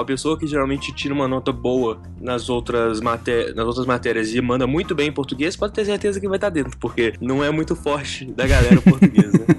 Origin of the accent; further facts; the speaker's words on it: Belo Horizonte, Minas Gerais, Brazil; moved away as an adult; now in São José dos Campos, Brazil; eu sou de Belo Horizonte, sou mineiro